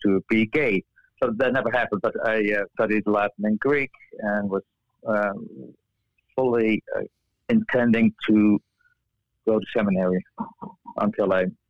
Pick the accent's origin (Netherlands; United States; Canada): Netherlands; moved away; I was born and raised in Holland